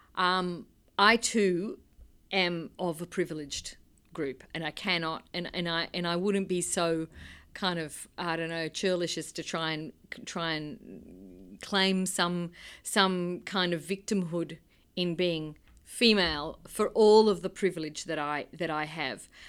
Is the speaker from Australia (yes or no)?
yes; Australia; I am from Australia.